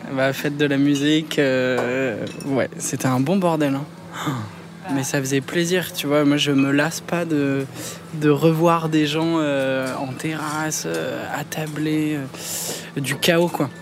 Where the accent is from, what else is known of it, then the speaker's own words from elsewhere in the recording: Clamart, Île-de-France, France; also born or lived in Rambouillet; je suis né à Clamart